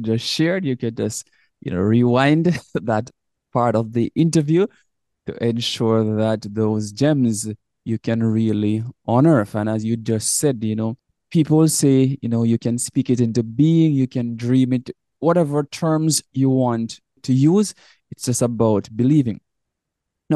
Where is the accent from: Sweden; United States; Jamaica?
Jamaica; coming from Jamaica, we are both from Jamaica